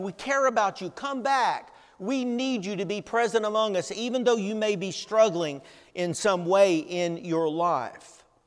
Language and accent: English; Tennessee, United States; moved away; we lived growing up in Tennessee